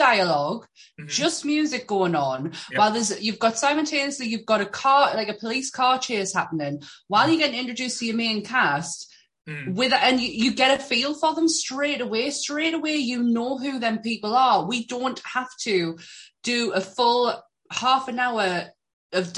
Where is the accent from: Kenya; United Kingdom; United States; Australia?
United Kingdom; Shiney Row, North East England; I come from Shiny Row